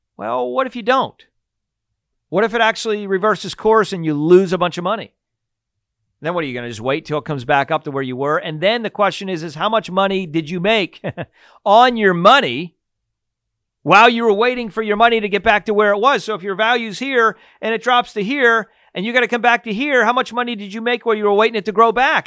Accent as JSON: {"language": "English", "region": "Pennsylvania", "country": "United States", "tie": "born or raised there", "said": "I grew up in Pennsylvania"}